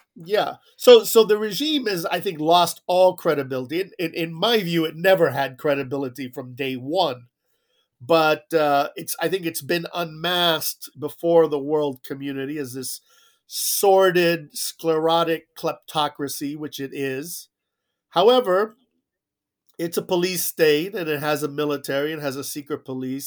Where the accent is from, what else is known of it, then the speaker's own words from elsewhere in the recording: South Florida, United States; moved away as an adult; also born or lived in Cuba; came to Miami like so many others, and I grew up in South Florida